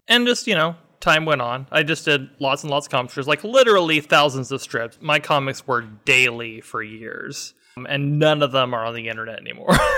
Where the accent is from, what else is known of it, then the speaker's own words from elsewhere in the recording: Phoenix, Arizona, United States; also born or lived in Hamilton, Ohio; I'm a desert rat, grew up in Phoenix, lived here my entire life, probably will never go anywhere else.